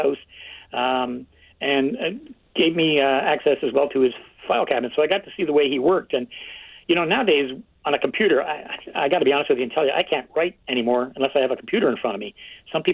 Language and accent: English; Kingston, Ontario, Canada; I grew up in Kingston, Ontario, where I live now